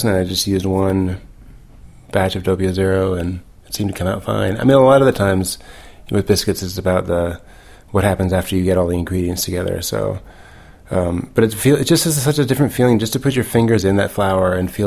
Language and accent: English; the South, United States; now in Brooklyn, United States; I grew up in the South